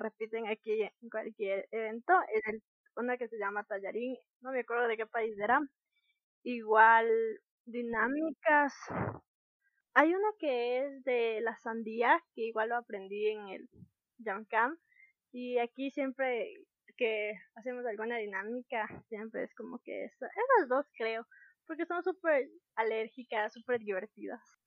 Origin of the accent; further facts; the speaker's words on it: Ecuador; Como ecuatorianos creo que debemos conocer